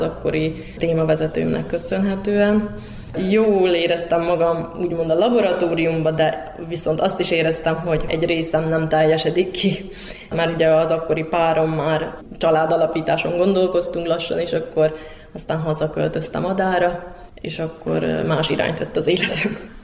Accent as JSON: {"language": "Hungarian", "town": "Ada", "region": "Vojvodina", "country": "Serbia", "tie": "born or raised there", "also_born_or_lived": "Hungary", "said": "Adai vagyok, tőzsgyökeres adai, ha úgy lehet mondani. Ott születtem, ott nevelkedtem fel"}